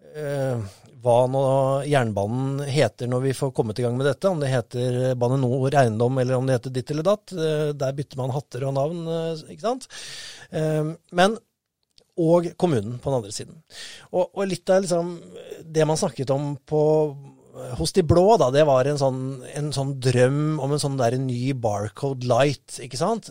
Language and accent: Norwegian; Moss, Østfold, Norway; jeg er mossing